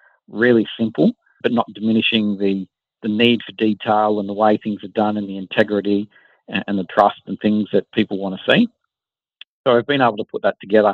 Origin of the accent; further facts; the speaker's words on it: Wollongong, New South Wales, Australia; So we grew up in Wollongong, my co-founder